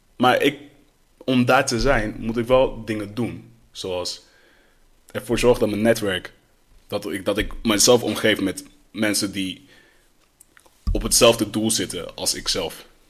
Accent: Netherlands; Opgegroeid in Nederland

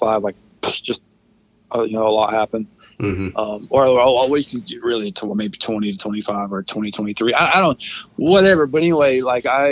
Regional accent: Carrollton, United States; I grew up in Carrollton

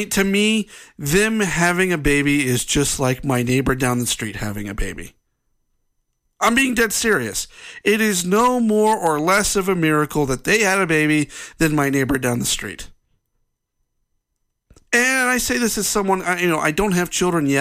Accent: United States; as an American

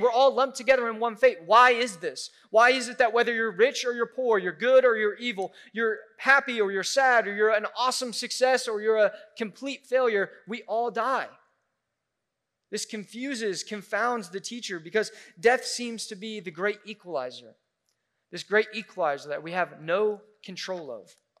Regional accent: Midwest, United States; we're from the Midwest, so we eat casseroles

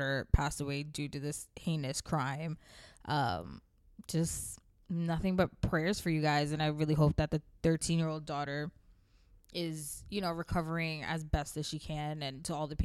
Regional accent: the South, United States; now in New York, United States; I moved far away from the South because it was boring to me as an adolescent

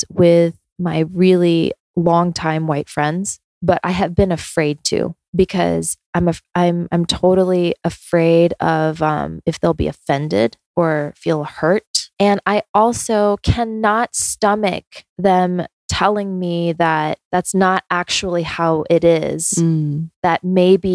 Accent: Georgia, United States; also born or lived in South Korea / New York City; I basically like grew up in Georgia

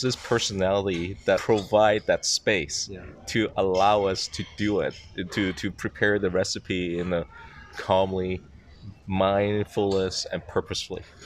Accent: Macau; now in Shanghai, China; I was born in Macau. Now I'm actually living in Shanghai.

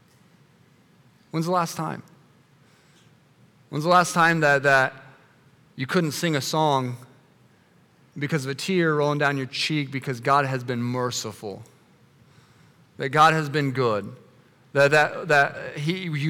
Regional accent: United States; us as American Christians

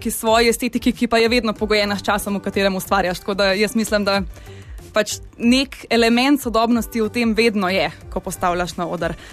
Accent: Ljubljana, Slovenia; jaz sem iz Ljubljana

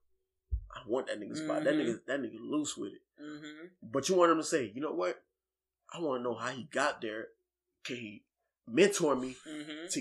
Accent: Florida, United States; now in Virginia, United States; Look, I'm a nigga from Florida. You know what I'm saying? Yeah. I'm not even from VA, but I'm one of niggas in VA.

